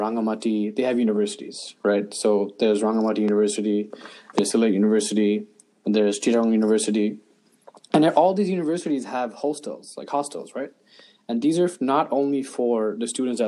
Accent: New York City, New York, United States; also born or lived in Dhaka, Bangladesh; I moved here back when I was 4 years old

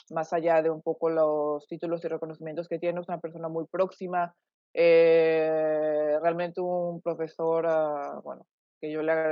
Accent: Mexico; moved away as an adult; yo soy originaria de México, eh, mexicana, bueno, de nacimiento, eh, y vivido prácticamente ahí. Bueno, ahora ya no sé, ya tengo casi, digamos, casi casi mitad y mitad también de vida, de vida afuera.

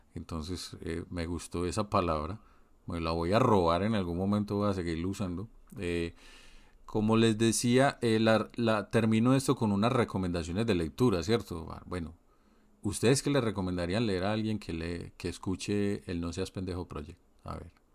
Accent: Colombia; moved away; Yo como colombiano que vivo en el exterior

